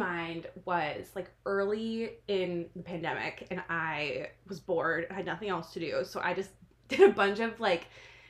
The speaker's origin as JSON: {"language": "English", "region": "New Jersey", "country": "United States", "moved": "yes", "lives_now": "Washington, D.C., United States", "said": "I'm from New Jersey"}